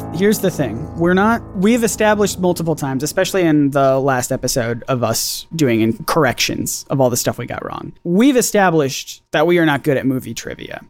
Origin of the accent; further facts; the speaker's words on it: United States; as the American on this podcast